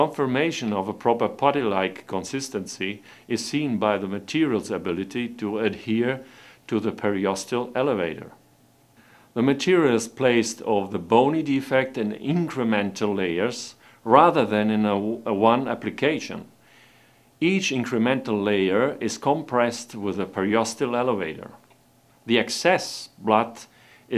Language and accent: English; Italy; I'm a dentist from Italy. I practice in Rome